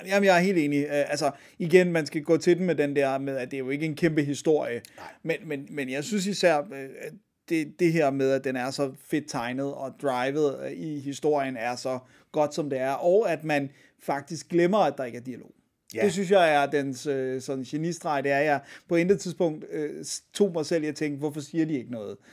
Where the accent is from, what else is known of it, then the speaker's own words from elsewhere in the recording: Denmark; her hjemme i Danmark